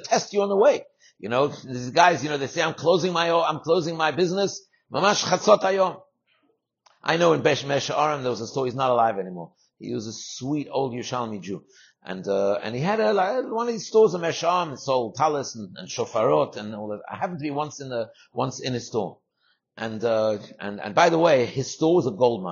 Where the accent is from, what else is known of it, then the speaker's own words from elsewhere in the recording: London, United Kingdom; moved away; my house in England, where I grew up in London.